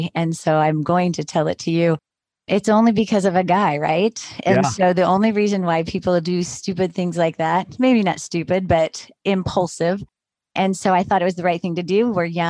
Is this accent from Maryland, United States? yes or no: no; Sacramento, California, United States; moved away as an adult; also born or lived in San Jose, California / Eugene, Oregon; now in Salem, United States; Born and raised in Sacramento and went to college.